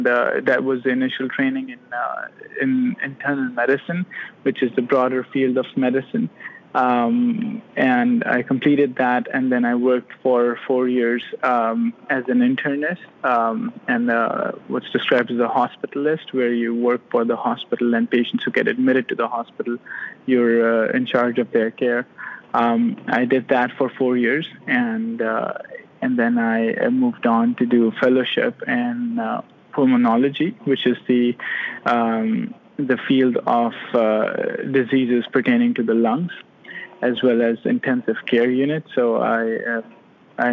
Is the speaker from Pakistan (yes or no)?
yes; Pakistan; moved away as an adult; now in Florida, United States; So I am originally from Pakistan. I completed all my education there, completed my medical college in Pakistan